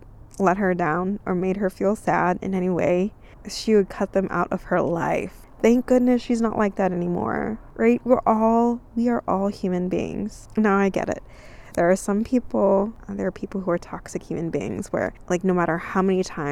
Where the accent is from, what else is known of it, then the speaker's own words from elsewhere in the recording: California, United States; moved away; also born or lived in Texas; I grew up in California